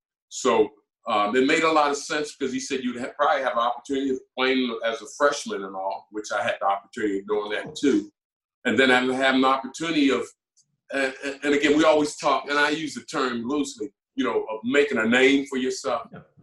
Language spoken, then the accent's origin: English; Camden, New Jersey, United States; moved away as an adult; also born or lived in Lexington, Kentucky; So I was born in Camden, New Jersey, lived in the projects. So economically, it was a little different